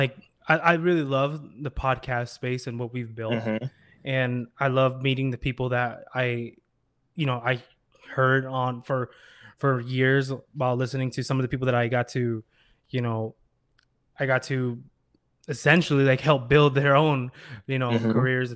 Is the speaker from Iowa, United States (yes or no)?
yes; Iowa, United States; I was doing like design for my music and, you know, other friends' music when I was growing up in Iowa.